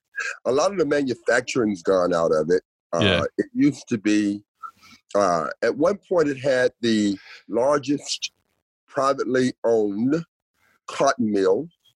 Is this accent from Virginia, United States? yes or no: yes; Danville, Virginia, United States; now in Australia; Oh, mate. Well, I recently went back to Danville, Virginia.